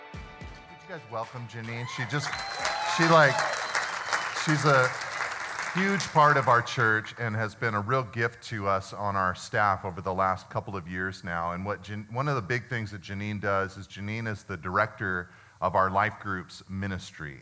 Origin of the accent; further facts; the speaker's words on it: United States; as American Christians